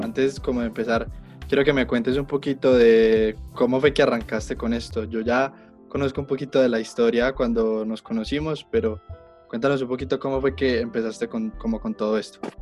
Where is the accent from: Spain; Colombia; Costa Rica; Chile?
Colombia; yo soy fotógrafo colombiano